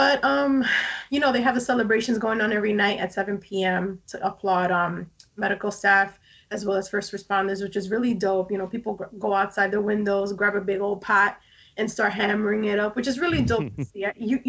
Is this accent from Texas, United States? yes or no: no; New York City, New York, United States; In between Queens and the Bronx, but I was born in Brooklyn, so I definitely hit 3 out of 5 boroughs.